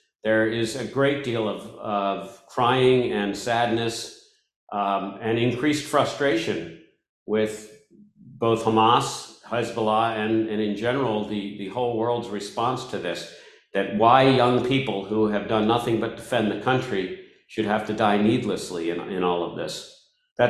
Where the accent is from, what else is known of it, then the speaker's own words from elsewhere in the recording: United States; now in Israel; as an American who also now has Israeli citizenship, married to an Israeli with dual citizenship children